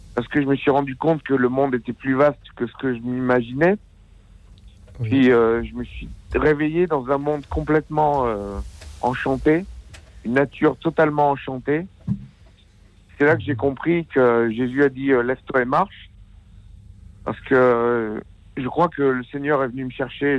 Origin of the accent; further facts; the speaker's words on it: Aubenas, Auvergne-Rhône-Alpes, France; je suis d'Aubenas en Ardèche